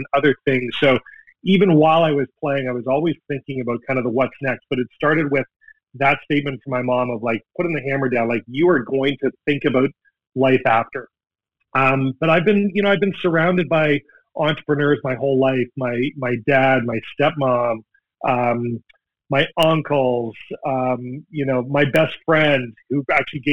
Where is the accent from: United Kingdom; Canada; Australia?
Canada; now in Seattle, United States; as a Canadian, as a hockey guy